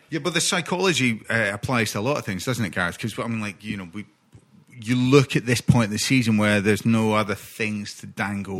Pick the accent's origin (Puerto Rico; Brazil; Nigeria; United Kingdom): United Kingdom; Scotland; as a Scot, as a Scotsman